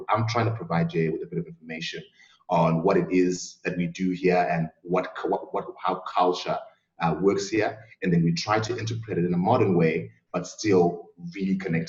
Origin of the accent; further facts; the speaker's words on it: Zimbabwe; moved away as an adult; also born or lived in Australia; now in South Africa; So essentially, I'm from Zimbabwe originally, and I left Zimbabwe and went to Australia when I was quite young. I was about 18, lived about 13 years in Australia, and then I eventually moved back to South Africa.